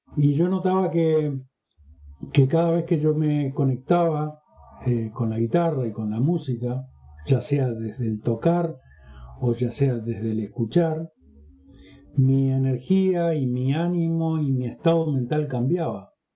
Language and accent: Spanish; Uruguay; En mi país no existe, como existe en México, en Argentina, en Brasil, la carrera de musicoterapia